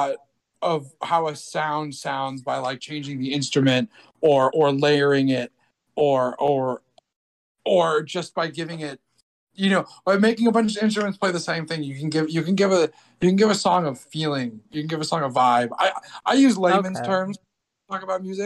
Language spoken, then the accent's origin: English; Brazil; I was born in Brazil